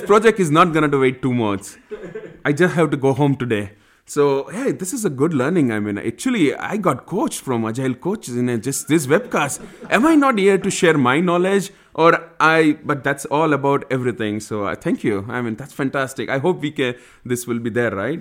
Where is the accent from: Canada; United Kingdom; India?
India; also born or lived in United States